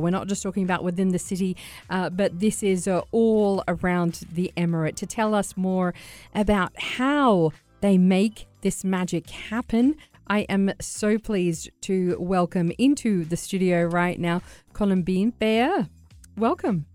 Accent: Sydney, New South Wales, Australia; I'm from Sydney

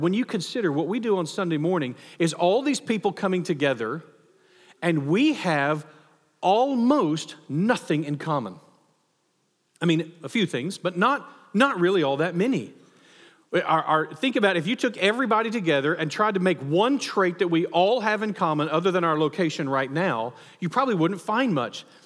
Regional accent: United States; as a patriot, as an American

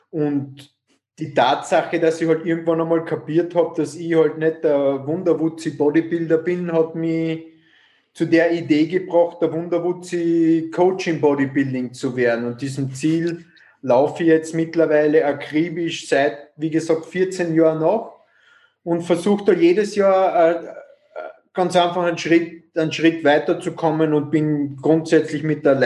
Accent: Carinthia, Austria; now in Vienna, Austria; komme ursprünglich aus Kärnten, ähm, bin seit 1999 in Wien

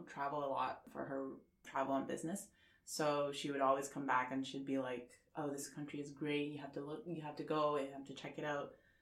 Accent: Xi'an, Shaanxi, China; English is a second language; moved away as an adult; now in Toronto, Canada; I grew up in China in a city called Xi'an.

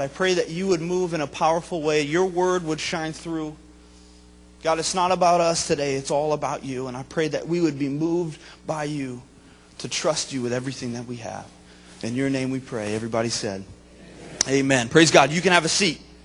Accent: Vermont, United States; moved away as an adult; also born or lived in Springfield, Missouri; I grew up in Vermont, my wife is from New Jersey

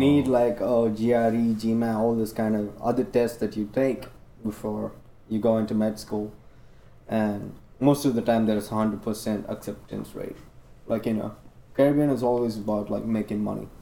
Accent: India; English is a second language; moved away as an adult; now in Chicago, United States; I'm Indian

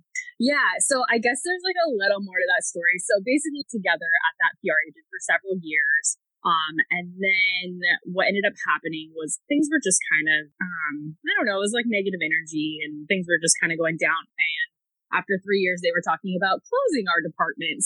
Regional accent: Pacific Northwest, United States; I'm originally from the Pacific Northwest

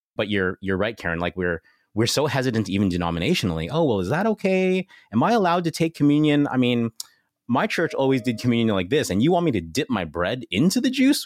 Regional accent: Canada

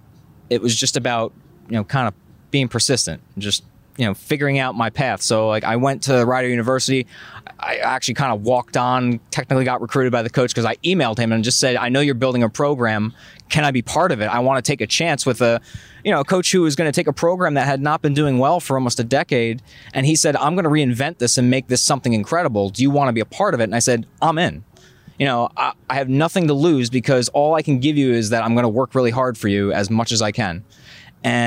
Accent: Monmouth County, New Jersey, United States; I'm from Monmouth County. Yeah. So I'm a Jersey guy

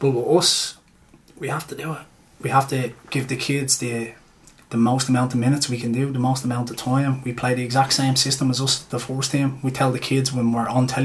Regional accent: Dublin, Leinster, Ireland; I think me and the gaffer are the only two people from Talla in the team

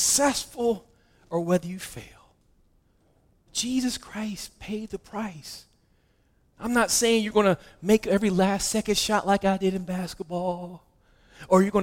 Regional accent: West Virginia, United States; I'm from West Virginia, so I didn't even pronounce that correctly

